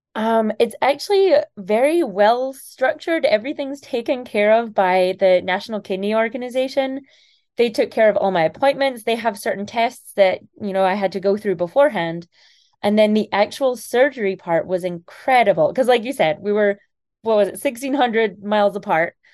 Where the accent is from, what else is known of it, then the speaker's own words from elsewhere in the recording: Scotland, United Kingdom; moved away; I'm originally from Scotland